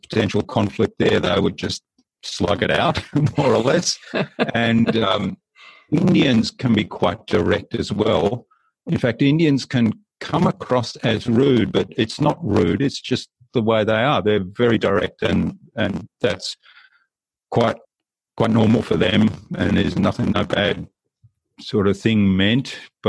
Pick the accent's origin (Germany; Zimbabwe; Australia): Germany; born there; I was living in Germany. I was born in Germany. So I had an upbringing that was kind of across two cultures.